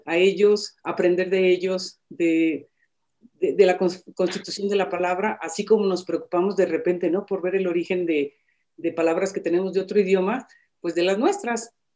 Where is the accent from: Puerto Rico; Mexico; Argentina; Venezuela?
Mexico; Michoacán; yo soy de Michoacán